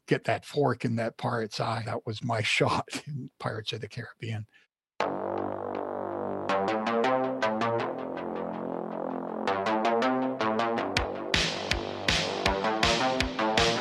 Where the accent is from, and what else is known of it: Toronto, Ontario, Canada; born or raised there; first language Polish; English is a second language; also born or lived in Poland